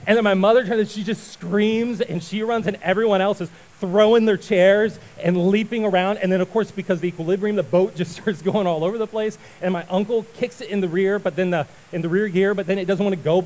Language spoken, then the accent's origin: English; Ohio, United States; we grew up in Ohio